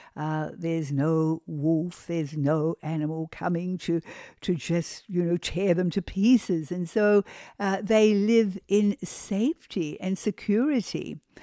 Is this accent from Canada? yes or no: no; New Zealand; also born or lived in Australia; now in United States; I am originally a New Zealander. I come from New Zealand